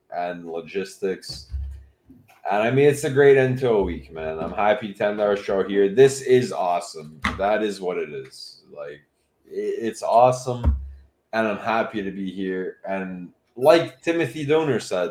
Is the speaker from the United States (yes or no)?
no; Canada; I was born in Canada. My entire life is as a Canadian.